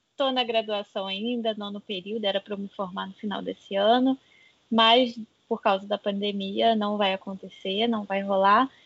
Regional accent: Rio de Janeiro, Brazil; eu sou do Rio de Janeiro, do interior

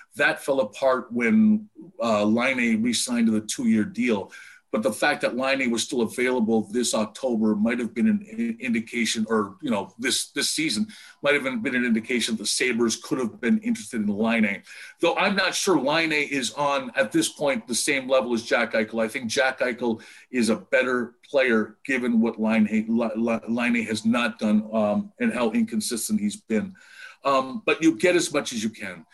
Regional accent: Windsor, Ontario, Canada; moved away; also born or lived in Vancouver; my hometown into from Windsor to Detroit

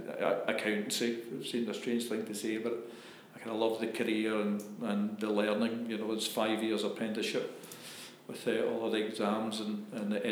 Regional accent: Scotland, United Kingdom; being Scottish

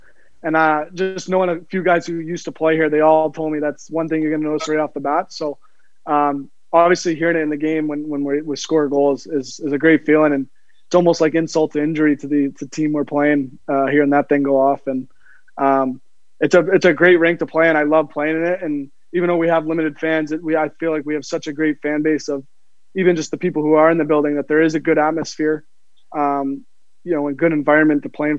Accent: Cape Cod, Massachusetts, United States; Yeah, so my hometown, I guess, growing up was on Cape Cod in Massachusetts. My dad had a house there, and we lived there. He bought the house when I was born.

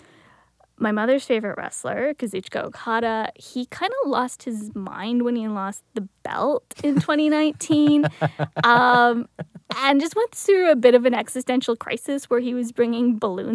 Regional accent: Welland, Ontario, Canada; I grew up in Welland, so it was like a 20-minute drive from WWE Niagara Falls

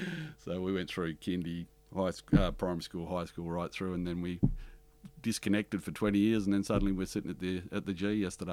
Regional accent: Harvey, Illinois, United States; And the thing that I learnt the most growing up in Harvey from the Italian community is respect.

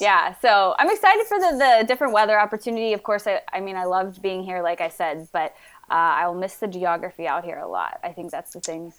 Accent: Cincinnati, Ohio, United States; moved away; also born or lived in Des Moines, Iowa; the Cincinnati Reds, where my hometown is

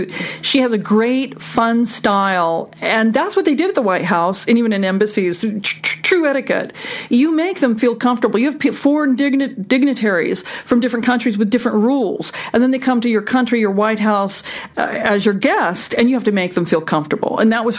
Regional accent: East Coast, United States; We're all from the East Coast. You know, we all know the same rules.

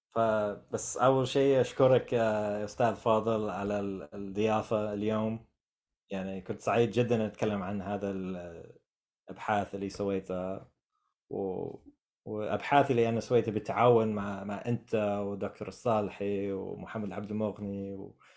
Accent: United States; Arabic is a second language; فانا كامريكي عازف عود

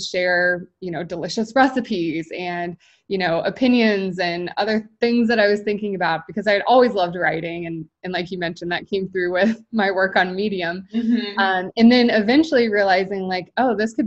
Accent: Midwest, United States; now in Kansas City, United States; I'm based in Kansas City, so pretty much born and raised in the Midwest.

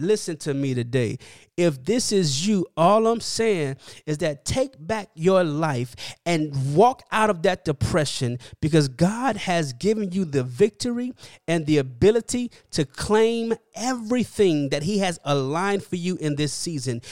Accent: Miami, Florida, United States; now in California, United States; I'm from Miami.

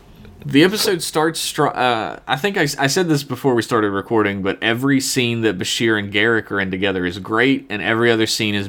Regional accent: Queens, New York, United States; If he steps foot in Queens, Hell's Kitchen or the Bronx? I'm from Queens.

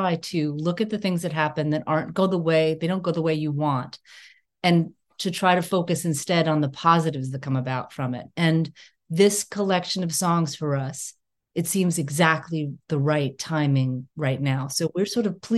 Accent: Northeast coast, United States; where I grew up on the Northeast coast

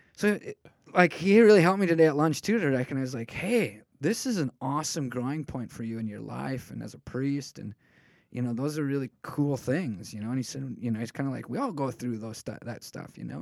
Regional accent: United States

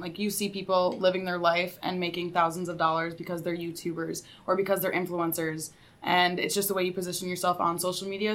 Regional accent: Sioux Falls, South Dakota, United States; moved away as an adult; now in Mankato, United States; I'm from Sioux Falls, South Dakota

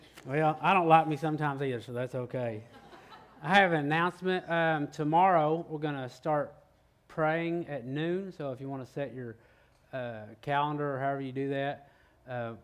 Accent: Oklahoma, United States; now in Texas, United States; So I'm from Oklahoma

